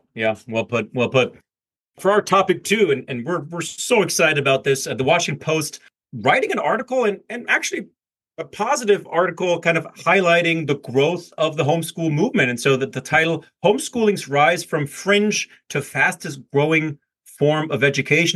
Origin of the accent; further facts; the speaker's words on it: Germany; as a german